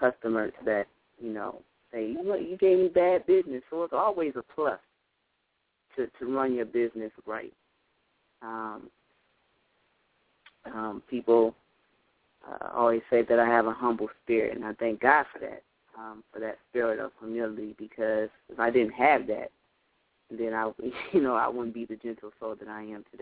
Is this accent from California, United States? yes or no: no; Lansing, Michigan, United States; I'm from Lansing, Michigan. I stay in Michigan.